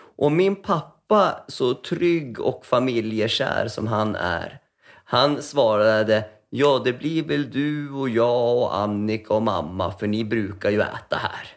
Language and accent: Swedish; Västerås, Västmanland, Sweden; moved away as an adult; jag är född i Västerås, och, som min yngsta stora syster också är. Eh, och min äldsta är född i Finland. Och så vart det Västerås i typ 19 år.